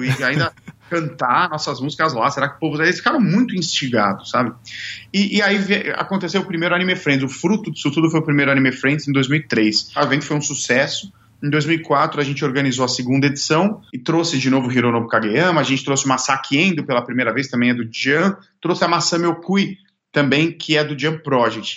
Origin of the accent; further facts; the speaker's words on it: Brazil; moved away as an adult; also born or lived in Japan; eu saí do Brasil